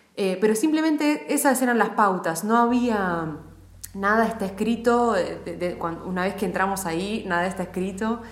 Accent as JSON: {"language": "Spanish", "town": "Mar del Plata", "region": "Buenos Aires Province", "country": "Argentina", "said": "había, por lo menos, una familia más de San Sanjurjos en Mar del Plata, de donde soy yo."}